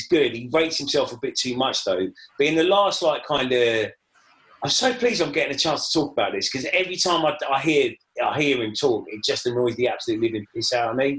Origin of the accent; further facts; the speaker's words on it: Watford, East of England, United Kingdom; I'm from Watford